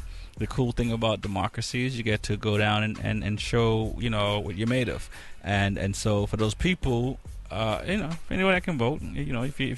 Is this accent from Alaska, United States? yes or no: no; Boston, Massachusetts, United States; I grew up in Boston Public, and I went to Boston Public in the 80s